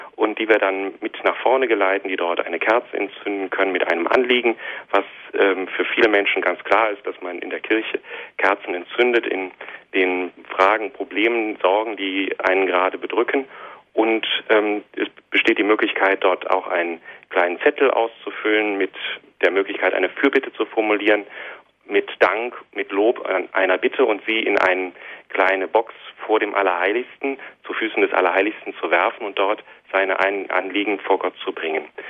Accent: Monheim am Rhein, North Rhine-Westphalia, Germany; also born or lived in Hilden / Bornheim; now in Düsseldorf, Germany; Ich bin in Hilden im Rheinland geboren, aufgewachsen in Monat, in Monheim, meiner Heimatstadt

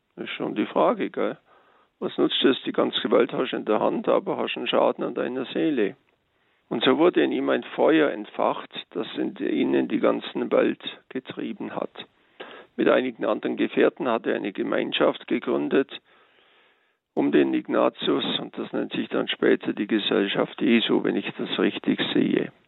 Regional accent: Allgäu, Germany; bei uns im Allgäu

